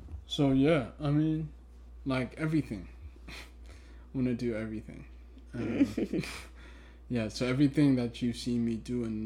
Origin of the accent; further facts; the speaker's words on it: South Africa; first language Twi; English is a second language; moved away; also born or lived in Ghana; I grew up in South Africa